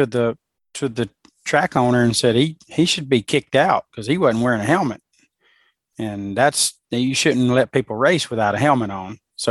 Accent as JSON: {"language": "English", "region": "Alabama", "country": "United States", "said": "I'm from Alabama"}